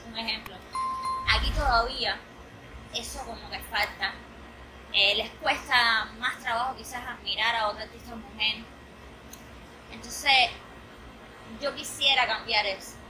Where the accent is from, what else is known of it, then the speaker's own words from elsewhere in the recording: Cuba; yo como artista cubana